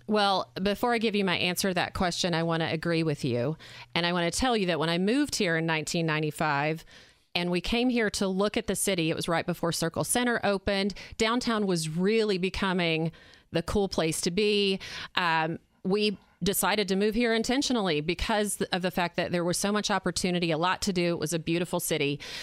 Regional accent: Arkansas, United States; moved away as an adult; now in Indiana, United States; I'm from Arkansas.

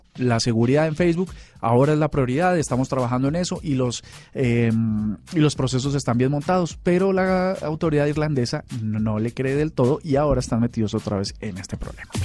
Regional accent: Colombia; como colombianos

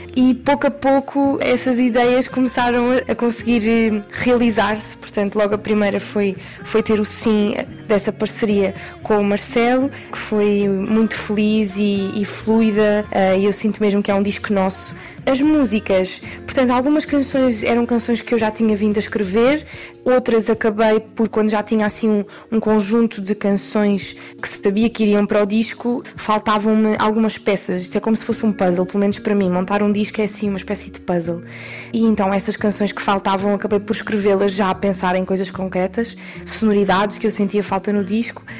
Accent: Portugal; Eu sou portuguesa

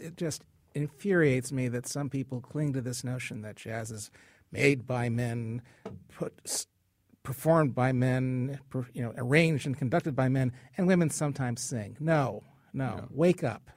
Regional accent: Hartford, Connecticut, United States; being from Hartford and being born and raised in Hartford

